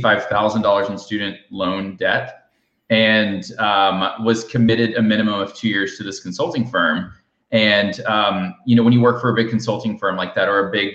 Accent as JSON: {"language": "English", "region": "Alabama", "country": "United States", "tie": "born or raised there", "moved": "yes", "lives_now": "Austin, United States", "said": "I'm in Alabama right now because I grew up in Alabama"}